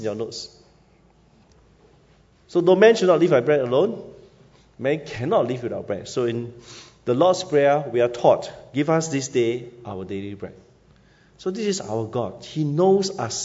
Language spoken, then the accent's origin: English; Singapore; moved away as an adult; also born or lived in Yunnan, China; I'm from Siglap Secondary School